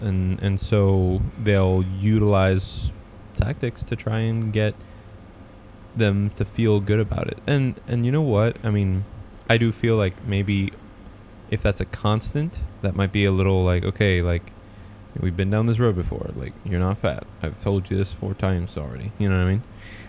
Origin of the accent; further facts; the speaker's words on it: Michigan, United States; I'm from Michigan, and I.